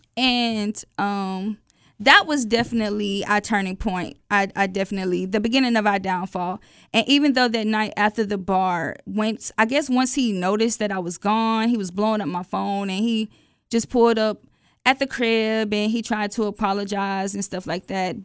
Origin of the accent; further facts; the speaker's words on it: Atlanta, Georgia, United States; I'm from Atlanta